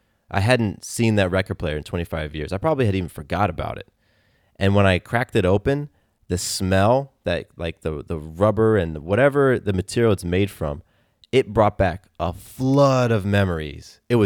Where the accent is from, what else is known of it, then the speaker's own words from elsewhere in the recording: California, United States; born there; I was born in California, but they moved a month before I was born.